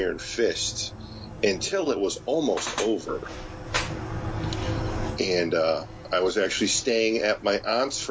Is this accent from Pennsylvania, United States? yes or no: no; Connecticut, United States; I'm from Connecticut, and in Connecticut, growing up, there wasn't really any comic book stores in my area when I was young